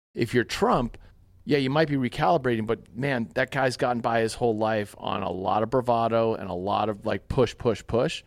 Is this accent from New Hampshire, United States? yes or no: no; Winchester, Massachusetts, United States; moved away as an adult; also born or lived in Utah; growing up in Winchester, Massachusetts